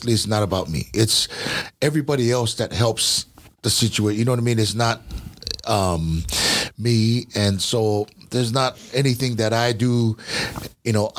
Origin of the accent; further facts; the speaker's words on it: Hawaii, United States; I was from Hawaii